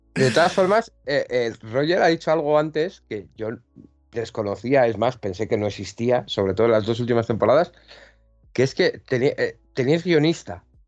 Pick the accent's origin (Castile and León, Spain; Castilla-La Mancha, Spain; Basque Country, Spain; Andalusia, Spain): Basque Country, Spain; Bilbao; now in Logroño, Spain; yo ahora vivo, ahora vivo en Logroño, pero bueno, en La Rioja, pero sí, eh, yo soy de Bilbao